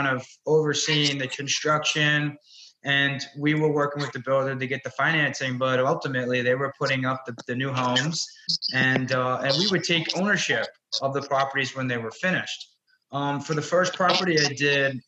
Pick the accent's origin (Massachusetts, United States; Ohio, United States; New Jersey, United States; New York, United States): New York, United States; New York City; I'm originally from Brooklyn, New York